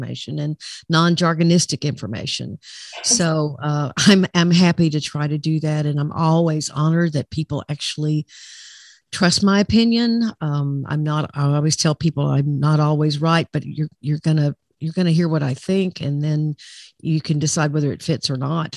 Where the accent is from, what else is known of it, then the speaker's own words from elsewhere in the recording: Arkansas, United States; I'm from Arkansas